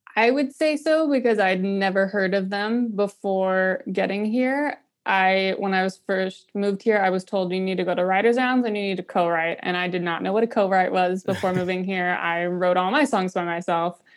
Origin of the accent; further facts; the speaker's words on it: Pinehurst, North Carolina, United States; moved away as an adult; also born or lived in New York City; now in Nashville, United States; I'm originally from Pinehurst, North Carolina, which is just a bunch of golf courses and retirees